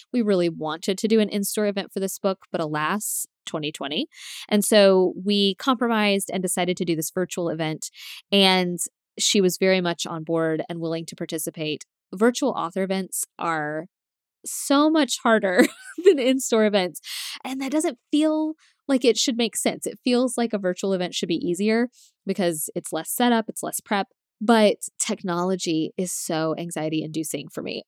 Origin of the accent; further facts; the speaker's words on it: Tallahassee, Florida, United States; I'm from Tallahassee, so I know the places she's talking about